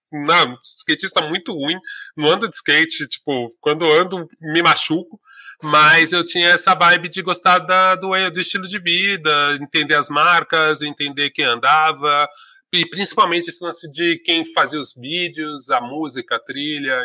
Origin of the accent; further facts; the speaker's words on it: São Paulo, Brazil; sou do Ipiranga, da Vila das Mercês, paulistano, preto